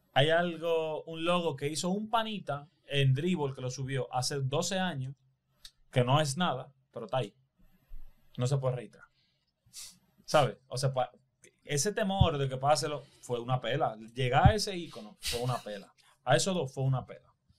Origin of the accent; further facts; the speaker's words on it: Dominican Republic; nosotros somos una islita de mierda comparado con Brasil